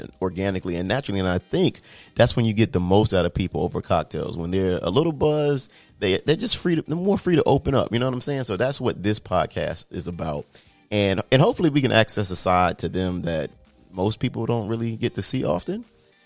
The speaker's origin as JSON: {"language": "English", "town": "Miami", "region": "Florida", "country": "United States", "tie": "born or raised there", "said": "I'm from South Florida. I'm Miami raised, Miami paid. But growing up in like a multicultural melting pot like Miami"}